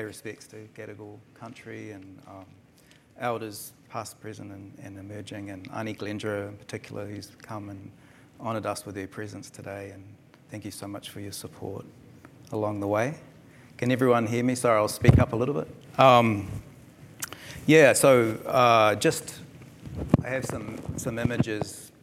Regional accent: New Zealand; moved away as an adult; also born or lived in Darwin, Australia; now in Australia; she took off back to Aotearoa, New Zealand. And so I arrived there as a young 2-year-old

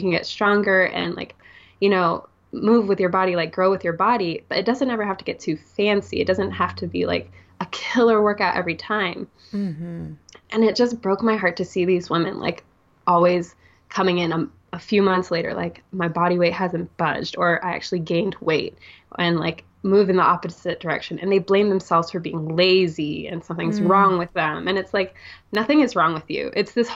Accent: Singapore; I'm from Singapore, right? It's very fast paced city life.

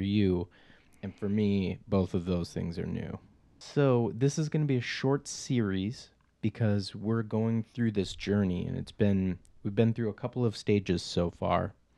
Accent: Minnesota, United States; I'm from Minnesota.

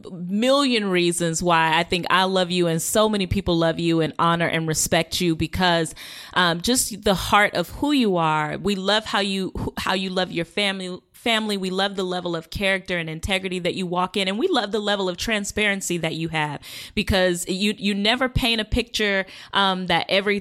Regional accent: Las Vegas, Nevada, United States; I'm born and raised from Vegas.

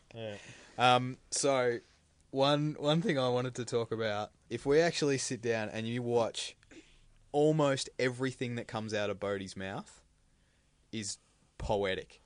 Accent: Australia; As an Australian

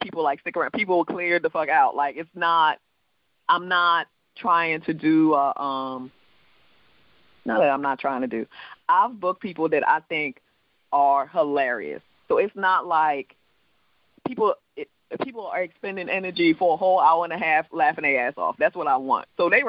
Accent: U.S. Virgin Islands; accent: island; now in United States; You know, I'm actually from the Virgin Islands, so I have an island accent. My true accent is an island accent

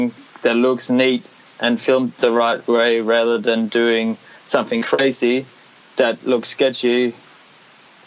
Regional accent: Denmark; moved away; I'm from Denmark

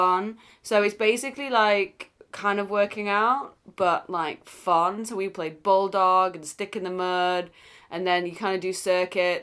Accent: United Kingdom; I'm British.

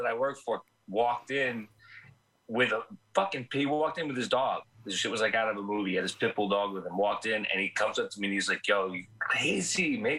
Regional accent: New Jersey, United States; I'm from Jersey

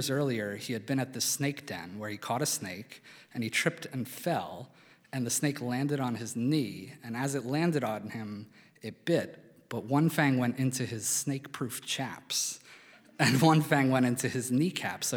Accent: Philadelphia, Pennsylvania, United States; moved away as an adult; also born or lived in Albuquerque, New Mexico; when I was a kid growing up in Philadelphia

